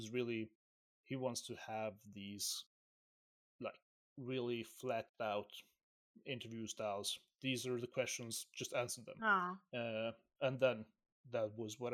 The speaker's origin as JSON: {"language": "English", "country": "Syria", "said": "I'm from Syria, right? Let's just put it out there. I'm from Syria, and we are hairy people"}